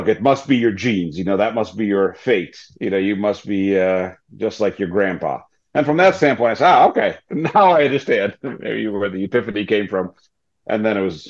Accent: New York, United States; moved away as an adult; also born or lived in former Soviet Union / Cambridge, United Kingdom; now in Atlanta, United States; I had the fortune of growing up in New York

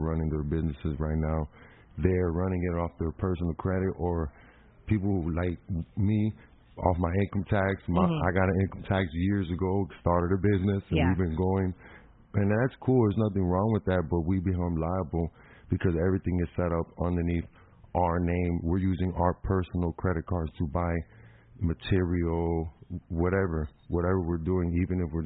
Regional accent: Chicago, Illinois, United States; born in Chicago, Illinois

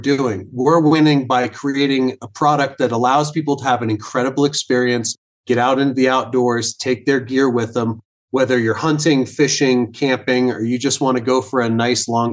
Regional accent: Vail, Colorado, United States; I was born and raised here in Vail, Colorado, right in the middle of the Rocky Mountains

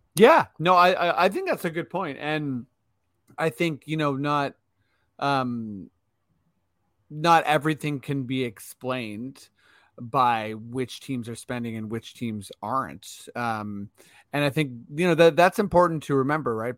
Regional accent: Eastern Canada, Canada; Eastern Canadians

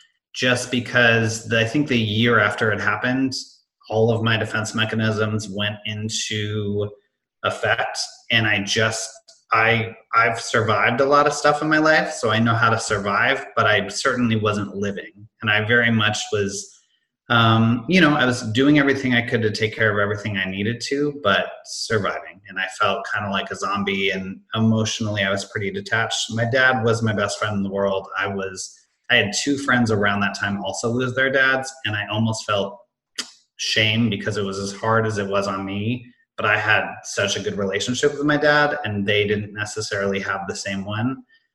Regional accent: Hanover, New Hampshire, United States; born there; I was born in Hanover, New Hampshire.

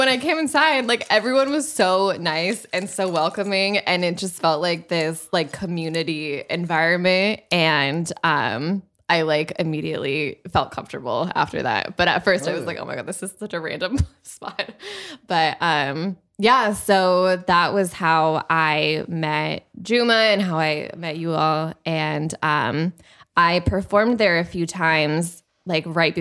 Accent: Long Beach, California, United States; also born or lived in Barcelona, Spain / Nairobi, Kenya; I am from Long Beach, born and raised

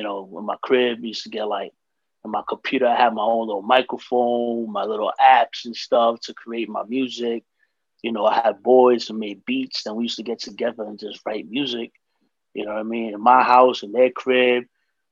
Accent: New York City, New York, United States; I'm from the Heights, from Dykeman, you know, here in New York

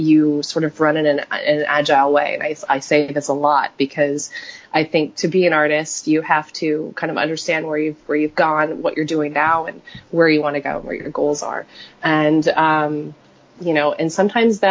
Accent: Silicon Valley, the Bay Area, California, United States; growing up in Silicon Valley, the Bay Area

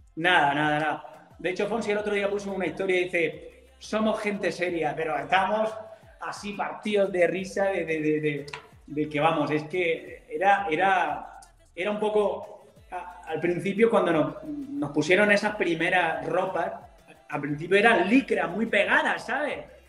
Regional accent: Macael, Andalusia, Spain; moved away; vuelvo a mi tierra, a Almería, ah, concretamente a Macael

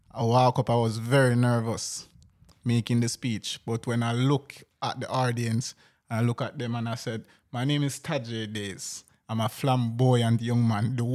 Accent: Jamaica; So you know, town people always call people when I come from Kingston.

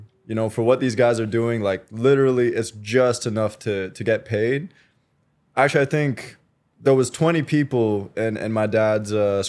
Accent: British Columbia, Canada; also born or lived in Quebec, Canada; I'm a bit of a military brat.

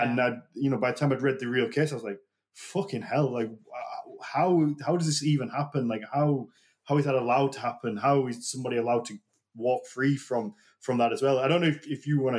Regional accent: United Kingdom; I'm British

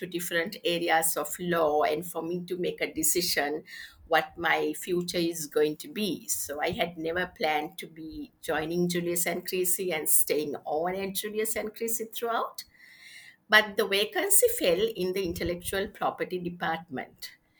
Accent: Sri Lanka; Yes, I am.

